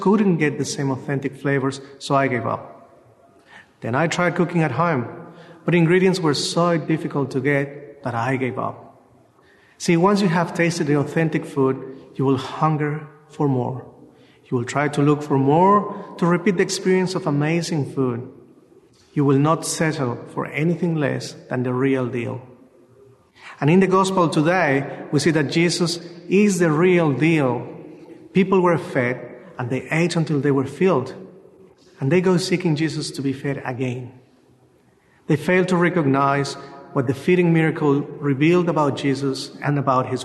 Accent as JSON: {"language": "English", "country": "Mexico", "moved": "yes", "lives_now": "Australia", "said": "I am from Mexico"}